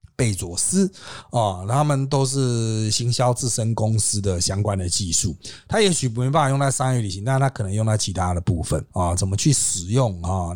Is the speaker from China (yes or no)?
no; Taiwan; 我们台湾人算是有上上千辆车